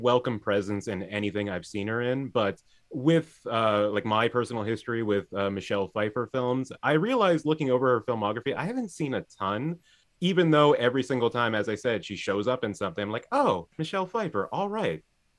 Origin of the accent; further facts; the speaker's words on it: United Kingdom; accent: British; I was able to really flatten my British accent for you, so you had no idea, but I can see that you were incredibly charmed.